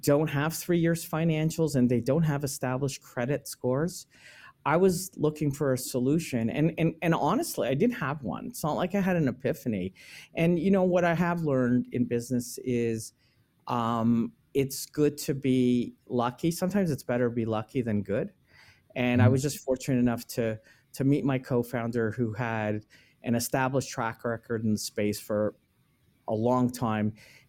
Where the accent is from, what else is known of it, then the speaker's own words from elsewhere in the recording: Israel; We came from Israel.